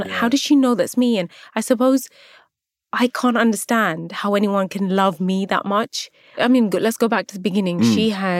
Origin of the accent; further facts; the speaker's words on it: Luton, East of England, United Kingdom; I think Luton gets a lot of stick, can I just say. Of course I am. It's my hometown. It's where I was born.